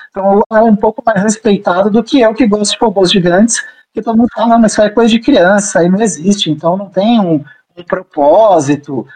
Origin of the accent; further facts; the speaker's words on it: Brazil; sendo brasileiro